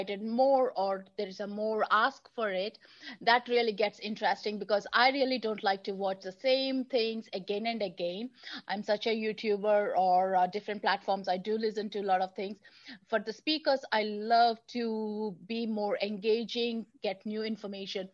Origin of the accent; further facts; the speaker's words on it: India; moved away; growing up in India